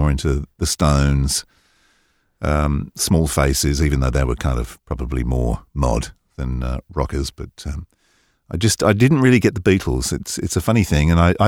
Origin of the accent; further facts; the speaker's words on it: East of England, United Kingdom; now in United States; But I grew up in Hertfordshire, born in the late 50s, two older brothers, so I was exposed to a lot of music through the 60s.